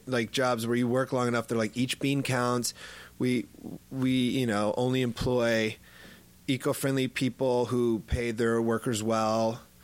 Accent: Midwest, United States; I'm like a 12 pack because I'm from the Midwest.

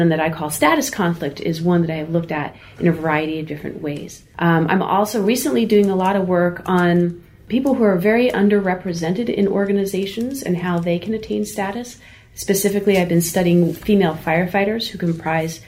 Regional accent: New Jersey, United States; I grew up in New Jersey

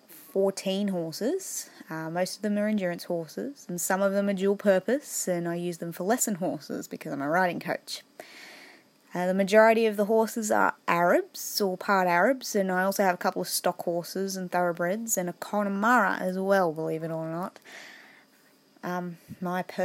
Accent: Queensland, Australia; I'm from Queensland, Australia.

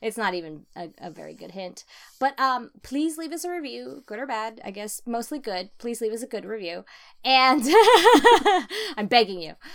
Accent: California, United States; as a Californian

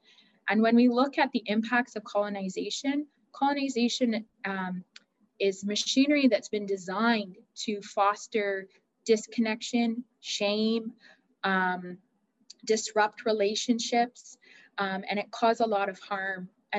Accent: Owen Sound, Ontario, Canada; now in Orillia, Canada; I grew up in Owen Sound. I'm from the familial lines of Anishinaabe and Métis familial lines.

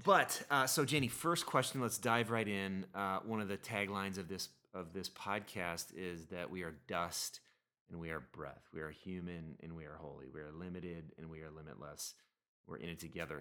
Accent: Minnesota, United States; shout-outs to the fine folks in Minnesota. You guys are my peeps, my hometown crowd

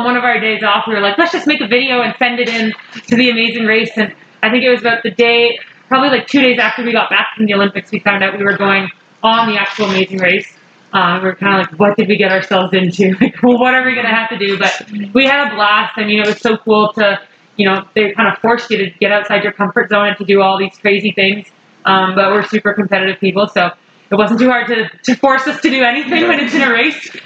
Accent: Toronto, Ontario, Canada; I grew up in Toronto

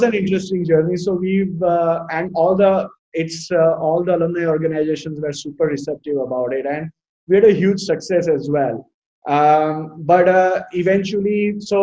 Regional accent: Ahmedabad, Gujarat, India; moved away as an adult; also born or lived in Los Angeles, United States / Bay Area, United States; born and brought up in Ahmedabad and always an Ahmedabadi by heart

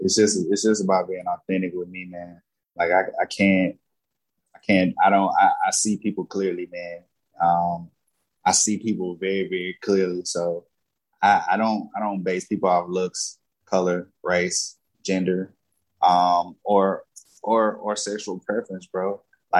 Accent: the Bible Belt, United States; I grew up in the Bible Belt, man.

